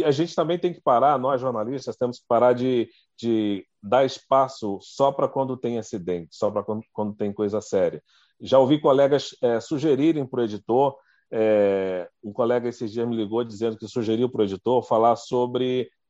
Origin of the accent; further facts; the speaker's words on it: Brasília, Federal District, Brazil; Eu sou de Brasília, lá em Brasília, a gente está sempre lá cobrindo os setores